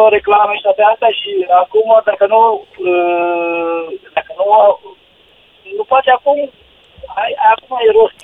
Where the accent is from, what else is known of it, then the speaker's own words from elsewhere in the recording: Romania; now in Spain; suntem foarte mulți români